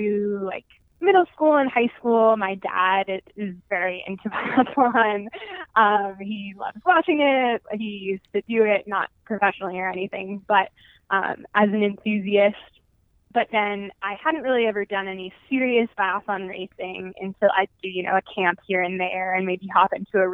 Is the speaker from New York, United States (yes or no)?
yes; Lake Placid, New York, United States; growing up in Lake Placid